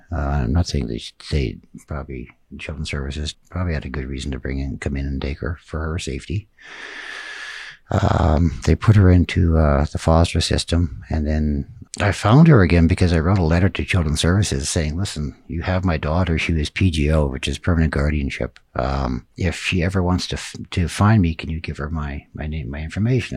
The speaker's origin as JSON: {"language": "English", "town": "Grimshaw", "region": "Alberta", "country": "Canada", "tie": "born or raised there", "also_born_or_lived": "Tuktoyaktuk, Northwest Territories", "said": "Grimshaw, Alberta, with my adopted family"}